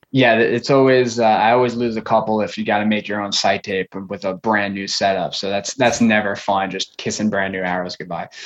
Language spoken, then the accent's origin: English; Long Island, New York, United States; now in Florida, United States; I grew up on Long Island, um, New York.